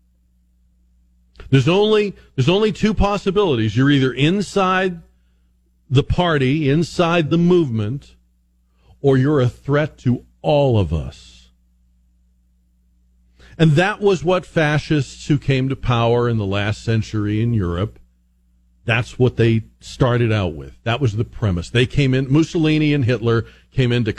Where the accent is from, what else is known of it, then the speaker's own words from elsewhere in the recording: Northeast, United States; moved away; I grew up in the Northeast